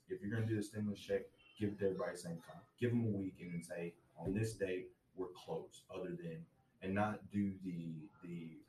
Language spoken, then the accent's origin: English; Conway, United States; I'm from Conway, born and raised. Went to school here.